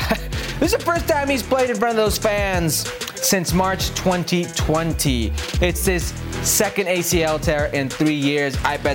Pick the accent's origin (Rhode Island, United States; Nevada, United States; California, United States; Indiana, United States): Nevada, United States; Las Vegas; I am from Vegas.